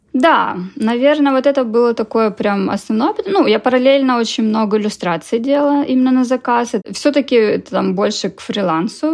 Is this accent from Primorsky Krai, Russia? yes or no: yes; Vladivostok, Primorsky Krai, Russia; also born or lived in Moscow, Russia; now in Toronto, Canada; я изначально из Владивостока